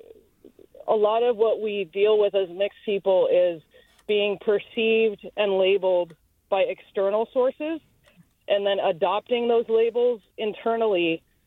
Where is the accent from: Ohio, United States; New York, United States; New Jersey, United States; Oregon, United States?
Oregon, United States; Eugene; also born or lived in Chicago; now in Bay Area, United States; grew up mostly in Eugene, Oregon